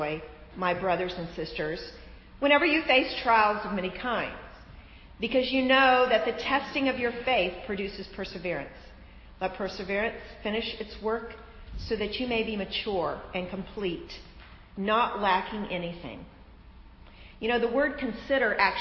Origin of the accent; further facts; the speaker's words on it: Florida, United States; I'm from Florida. We have sinkholes in Florida